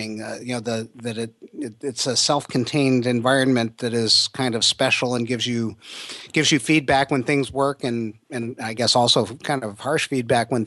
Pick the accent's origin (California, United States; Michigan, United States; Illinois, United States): Michigan, United States; Detroit; I grew up in Detroit and graduated from Oak Park